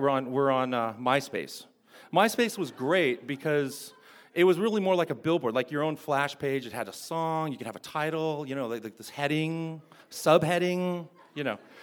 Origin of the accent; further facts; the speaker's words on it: Fullerton, California, United States; she actually lives in my hometown. She lives in Fullerton